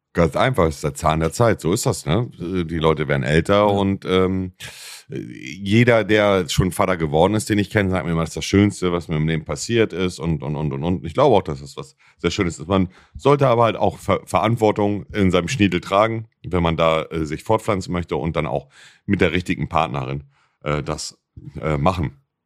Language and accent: German; Buxtehude, Lower Saxony, Germany; ich komme auch aus Buxtehude